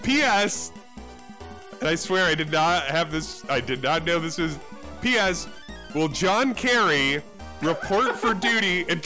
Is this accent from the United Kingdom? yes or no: yes; United Kingdom; I'm a Brit.